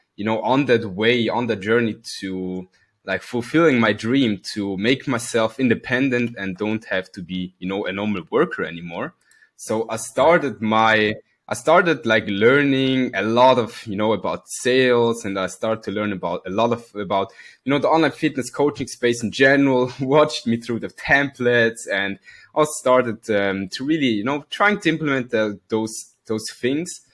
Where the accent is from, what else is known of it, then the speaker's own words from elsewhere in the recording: Switzerland; I come from Switzerland. Born and raised